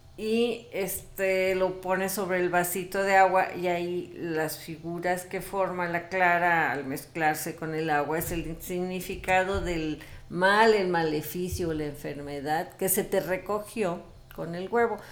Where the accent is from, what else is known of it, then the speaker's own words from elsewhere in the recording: Mexico; pues ya ves cómo somos los mexicanos